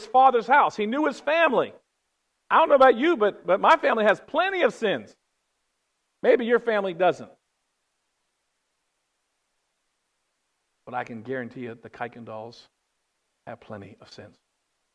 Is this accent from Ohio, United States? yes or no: no; West Virginia, United States; I'm from West Virginia.